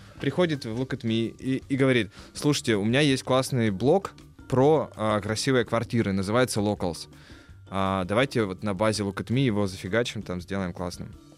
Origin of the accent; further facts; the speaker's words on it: Kirov, Kirov Oblast, Russia; Я родился в Кирове, да, Вятка Киров